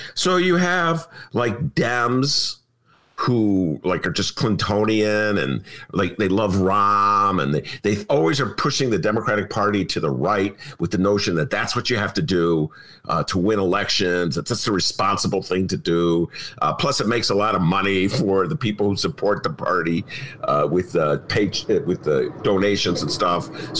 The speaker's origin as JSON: {"language": "English", "town": "Evanston", "region": "Illinois", "country": "United States", "tie": "born or raised there", "said": "I would care because it's my hometown."}